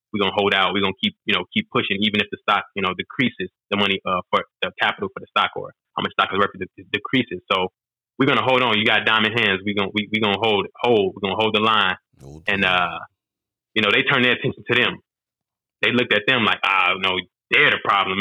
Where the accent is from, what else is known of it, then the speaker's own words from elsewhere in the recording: Chicago, Illinois, United States; growing up in Chicago, and even um, you know benefiting from the free meals uh, program when I was younger